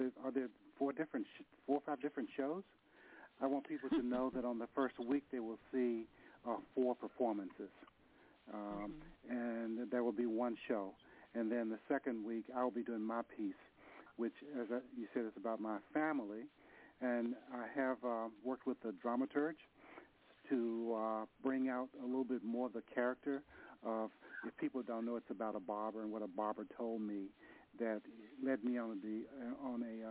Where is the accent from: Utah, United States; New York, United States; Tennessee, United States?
Tennessee, United States; Nashville; now in San Francisco, United States; I'm from Nashville. I moved to San Francisco